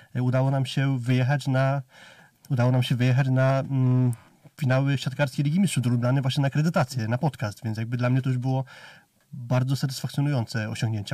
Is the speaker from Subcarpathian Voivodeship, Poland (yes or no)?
yes; near Rzeszów, Subcarpathian Voivodeship, Poland; wychowałem się pod Rzeszowem